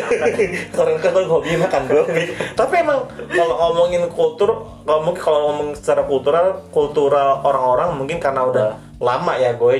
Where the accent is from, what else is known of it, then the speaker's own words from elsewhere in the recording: Cikarang, West Java, Indonesia; daerah gue tuh akhirnya karena emang Cikarang